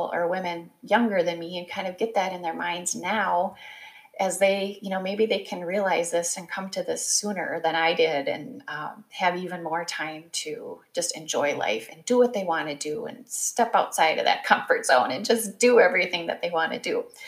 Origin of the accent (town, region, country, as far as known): Midwest, United States; born or raised there